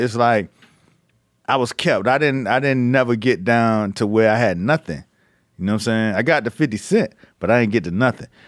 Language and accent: English; United States; I grew up Muslim in America